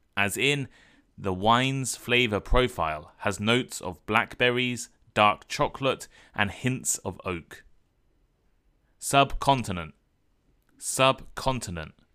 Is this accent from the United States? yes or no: no; United Kingdom; growing up in the U K, Indian food, or at least what we think of as Indian food, was a massive part of my culture